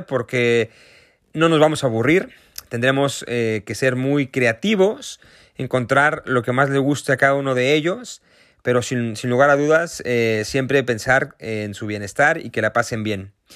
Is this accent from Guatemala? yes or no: no; Mexico; accent: Mexican; yo soy mexicano, como se podrán dar cuenta por mi acento